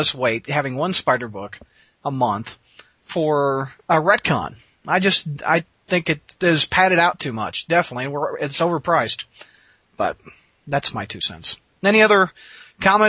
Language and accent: English; St. Louis, Missouri, United States; I am from St. Louis.